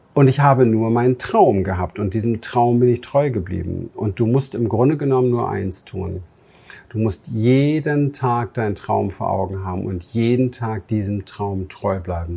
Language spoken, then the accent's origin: German; Berlin, Germany; moved away; meine Kindheit im Berliner Hinterhof